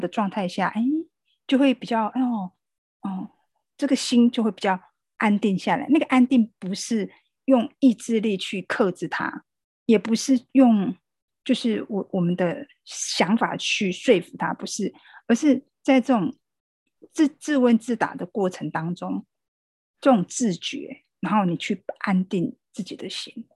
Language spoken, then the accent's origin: Chinese; Taiwan; 我们台湾人在防疫这个部分是蛮有共识的